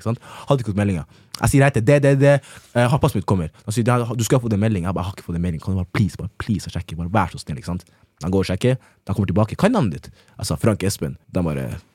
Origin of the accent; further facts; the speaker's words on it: Norway; Jeg er norsk